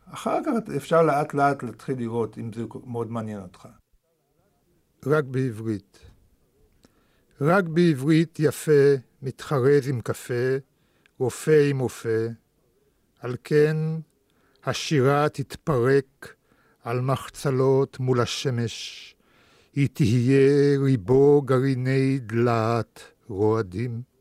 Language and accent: Hebrew; Israel; first language Russian; Hebrew is a second language; also born or lived in Moscow, Russia / Germany; אני הגעתי לארץ בגיל שמונה.